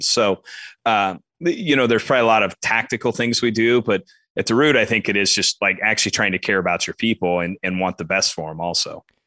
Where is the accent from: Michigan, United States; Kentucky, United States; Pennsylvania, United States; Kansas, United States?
Kansas, United States; Western; grew up, as you said, grew up in Western Kansas, uh, about three and a half hours west of Topeka.